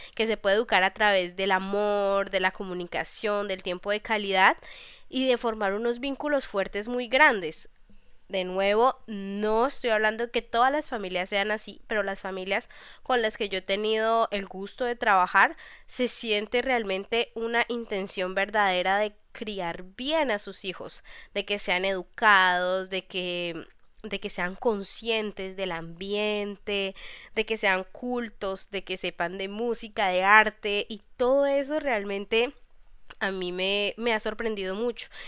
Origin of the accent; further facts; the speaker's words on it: Colombia; moved away as an adult; now in France; en Colombia, pues estamos acostumbrados